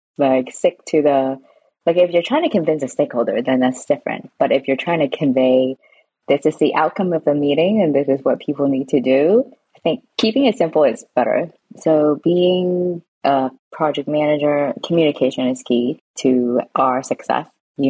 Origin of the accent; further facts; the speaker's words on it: San Francisco, California, United States; also born or lived in Hong Kong / Japan; now in London, United Kingdom; I grew up in San Francisco, but I was born in Hong Kong. And since then, I've moved to Japan, and I've lived in Hong Kong as well. And I moved back to San Francisco. Now I'm in London, UK.